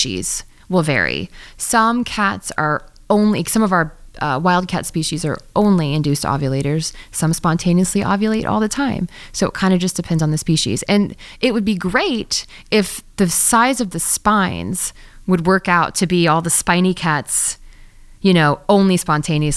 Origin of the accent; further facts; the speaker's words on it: Missouri, United States; I grew up in Missouri, and I grew up working at this vet clinic in very middle of America